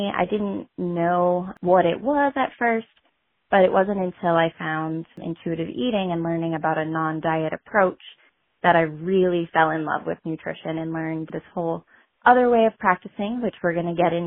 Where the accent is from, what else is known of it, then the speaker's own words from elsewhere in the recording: Whitefield, New Hampshire, United States; I am from Whitefield, New Hampshire.